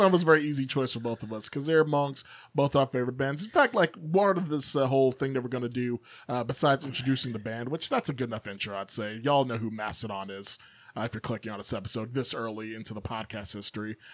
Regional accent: Chicago, Illinois, United States; moved away; growing up in South Chicago originally

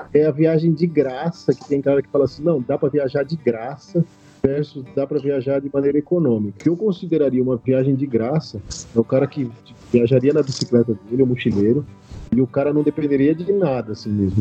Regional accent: Andradina, São Paulo, Brazil; eu sou natural de Andradina, interior de São Paulo, a terra do Rei do Gado, perto do Mato Grosso do Sul

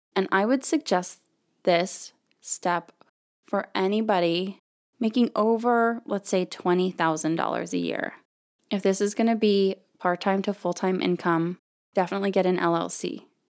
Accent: Florida, United States; now in Texas, United States; where I grew up in Florida, the school district is the entire county

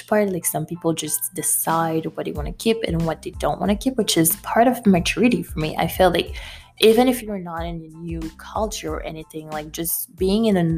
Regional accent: Haiti; moved away; I'm from Haiti.

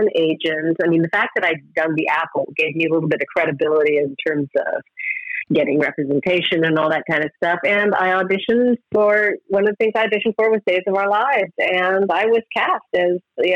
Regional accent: Edmonton, Alberta, Canada; moved away; also born or lived in London / Los Angeles; I went back to my hometown of Edmonton

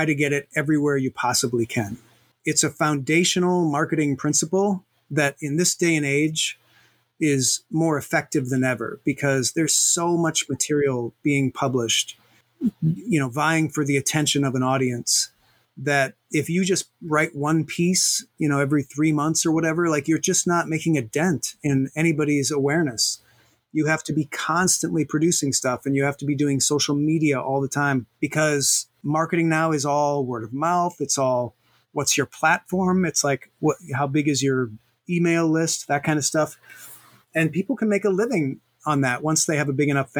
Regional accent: United States; us filthy Americans

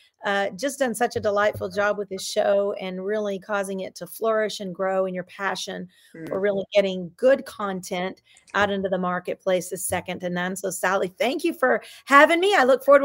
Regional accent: Dallas, Texas, United States; I grew up in South Oak Cliff of Texas

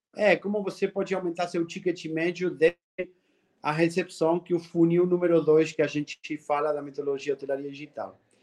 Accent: Argentina; Portuguese is a second language; moved away as an adult; now in Brazil; esse sotaque que você que você sente aí não é que sou baiano, sou argentino.

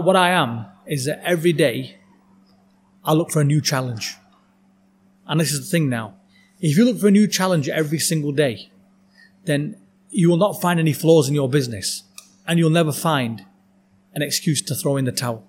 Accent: United Kingdom; also born or lived in Dubai; I'm British. Okay. I'm British Asian. This is where my home is

